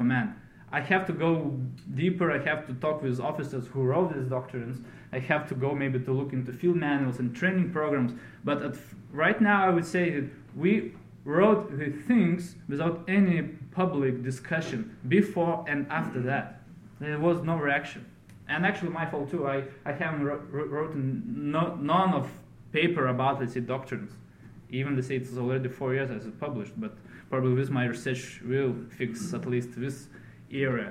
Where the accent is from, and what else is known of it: Lithuania